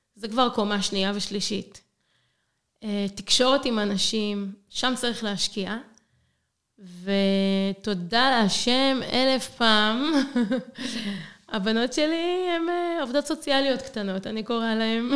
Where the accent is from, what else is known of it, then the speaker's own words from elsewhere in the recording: Israel; moved away as an adult; now in Zagreb, Croatia; אני, ישראלית, הגעתי לארץ, עליתי לצפת